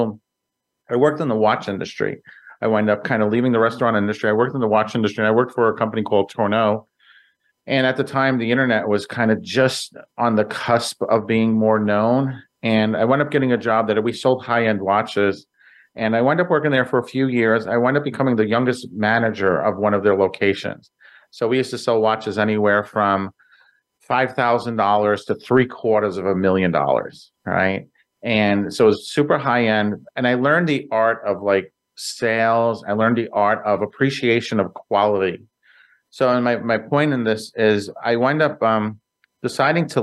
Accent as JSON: {"language": "English", "town": "New York City", "region": "New York", "country": "United States", "tie": "born or raised there", "said": "I grew up in Brooklyn, New York, in a small little area called Greenpoint, Williamsburg"}